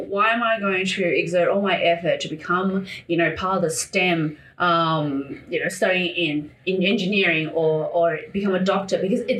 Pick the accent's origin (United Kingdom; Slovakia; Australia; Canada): Australia; I am more Aussie than you are, Svetlana.